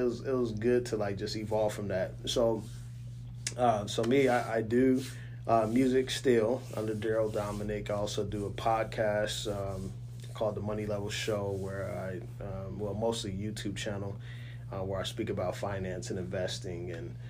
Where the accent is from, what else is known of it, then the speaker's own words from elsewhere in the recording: Oklahoma City, Oklahoma, United States; also born or lived in Kitsap County, Washington; now in Washington, United States; We're originally from Oklahoma City, but I live in, you know, Washington